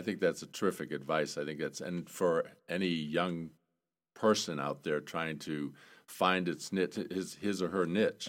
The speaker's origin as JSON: {"language": "English", "town": "South Portland", "region": "Maine", "country": "United States", "tie": "born or raised there", "said": "I grew up in Maine, South Portland, Maine"}